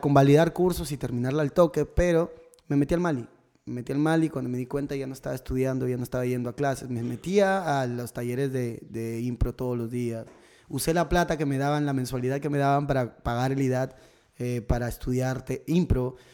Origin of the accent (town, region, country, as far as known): Tumbes, Peru; moved away